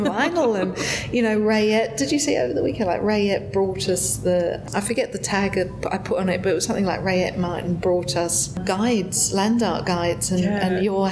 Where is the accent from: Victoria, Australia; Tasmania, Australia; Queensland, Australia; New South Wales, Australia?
Victoria, Australia; Melbourne; moved away as an adult; now in Las Vegas, United States; I come from Melbourne